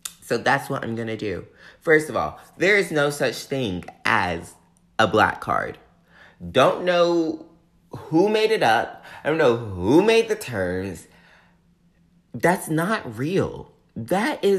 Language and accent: English; the South, United States; growing up in the South